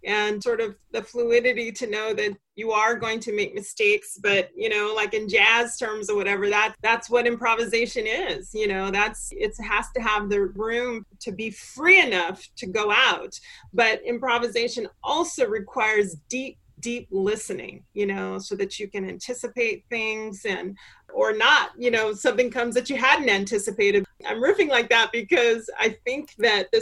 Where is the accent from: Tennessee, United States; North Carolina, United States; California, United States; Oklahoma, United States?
California, United States; Irvine; I grew up in Irvine. I grew up in Orange County